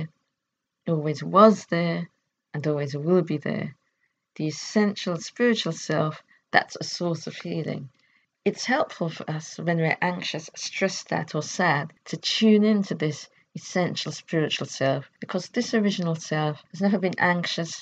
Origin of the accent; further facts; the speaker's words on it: United Kingdom; I could define myself as British